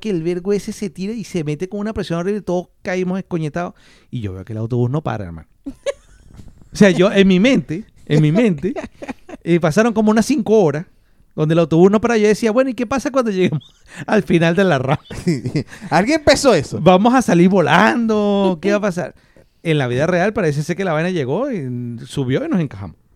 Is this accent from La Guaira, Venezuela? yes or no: no; Maracaibo, Zulia, Venezuela; Yo soy de Maracaibo.